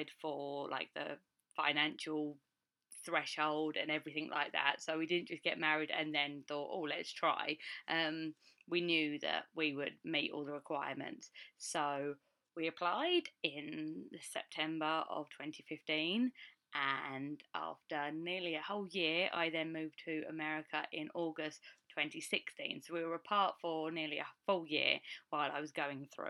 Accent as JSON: {"language": "English", "country": "United Kingdom", "moved": "as an adult", "lives_now": "United States", "said": "I am a Brit and I married an American."}